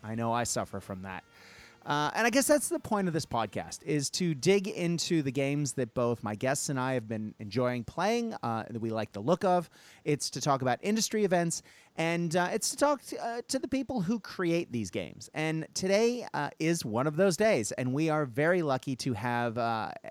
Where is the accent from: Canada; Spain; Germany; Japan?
Japan; When I grew up in Japan, in grade three, I believe, I was like 10 years old.